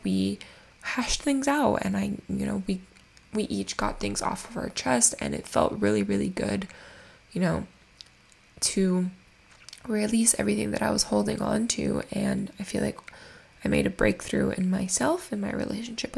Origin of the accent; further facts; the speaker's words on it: Miami, Florida, United States; I'm born and raised in Miami